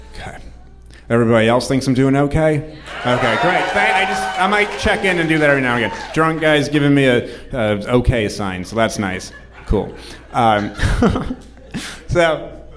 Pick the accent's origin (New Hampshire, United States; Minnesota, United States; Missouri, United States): New Hampshire, United States; I'm from New Hampshire.